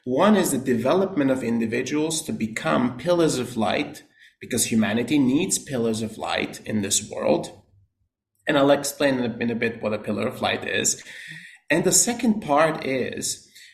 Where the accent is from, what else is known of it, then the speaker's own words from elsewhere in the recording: Austria; moved away as an adult; also born or lived in New York / California; now in United States; Born and raised in Austria